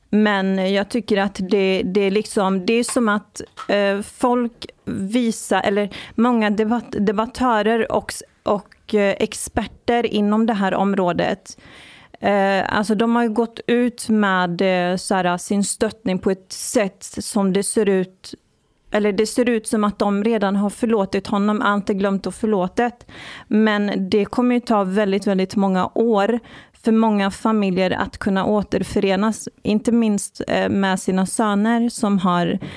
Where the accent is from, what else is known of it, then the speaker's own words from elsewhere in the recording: Iran; Jag är från Iran.